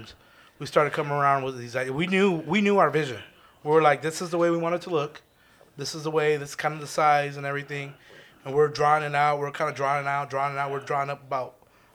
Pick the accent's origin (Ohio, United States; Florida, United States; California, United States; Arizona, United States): Arizona, United States; we're from Arizona